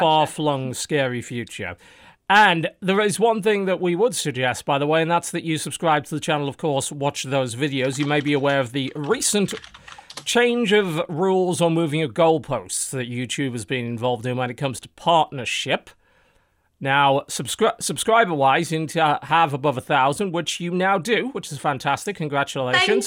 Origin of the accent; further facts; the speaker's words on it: United Kingdom; I'm British